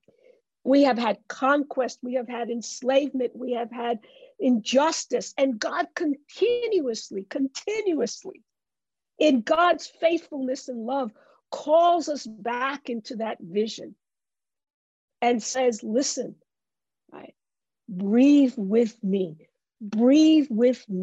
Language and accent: English; New York City, New York, United States; I grew up in the Bronx